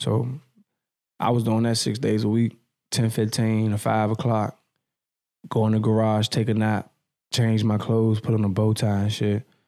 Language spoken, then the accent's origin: English; Edgewood, United States; I'm from Edgewood. So, like, my, my hood, Edgewood